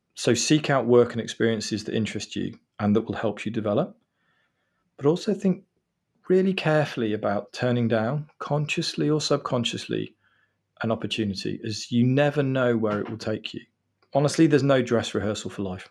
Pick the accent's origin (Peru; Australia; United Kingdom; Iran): United Kingdom; England; I'm actually English